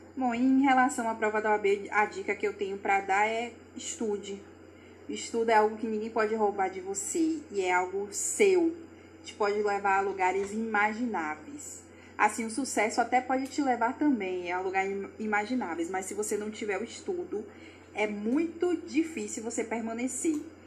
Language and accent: Portuguese; Salvador, Bahia, Brazil; eu sou de Salvador, Bahia